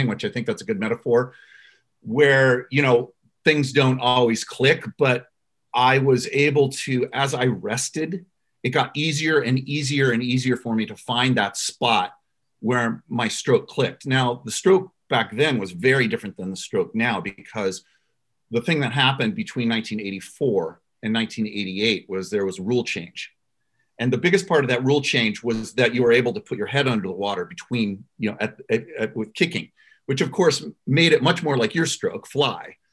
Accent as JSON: {"language": "English", "town": "Los Angeles", "region": "California", "country": "United States", "tie": "born or raised there", "said": "my hometown"}